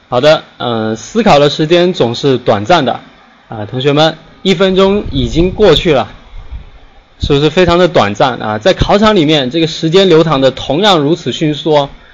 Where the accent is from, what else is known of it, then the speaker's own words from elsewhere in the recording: Guangdong, China; 咱们都是广东人啊